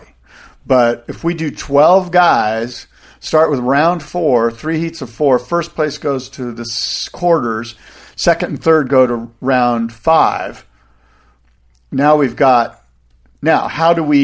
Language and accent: English; United States; we're American